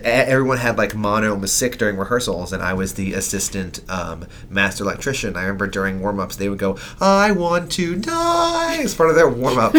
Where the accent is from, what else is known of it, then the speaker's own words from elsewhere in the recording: New York, United States; but I'm from New York.